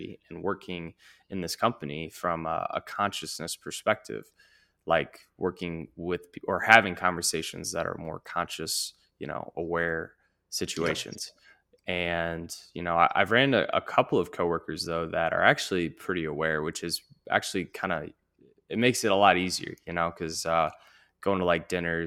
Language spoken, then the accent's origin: English; St. Louis, Missouri, United States; I'm from St. Louis